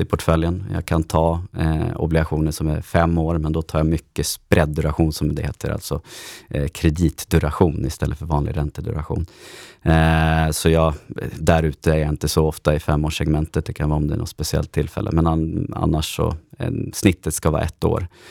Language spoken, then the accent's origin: Swedish; Stockholm, Stockholm County, Sweden; also born or lived in Örebro; född och uppvuxen här i Stockholm